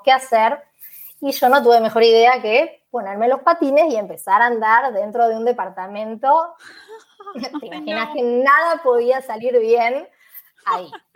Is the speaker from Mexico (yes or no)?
no; Buenos Aires, Argentina; moved away as an adult; now in Málaga, Spain; soy de Argentina, de Buenos Aires, en particular de Capital Federal. Nací en un barrio que se llama Boedo